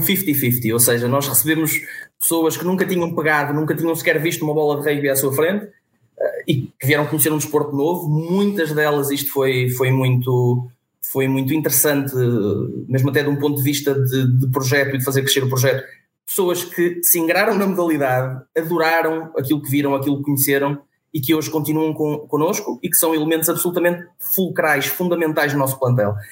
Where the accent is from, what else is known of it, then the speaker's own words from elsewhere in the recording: Vila Nova de Famalicão, Norte, Portugal; now in Vila do Conde, Portugal; sou natural de Vila Nova de Famalicão, uh, resido em Vila do Conde